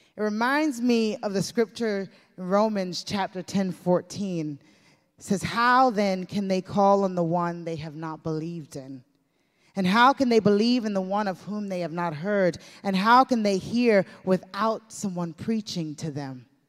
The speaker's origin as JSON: {"language": "English", "country": "United States", "tie": "born or raised there", "said": "growing up in the United States of America"}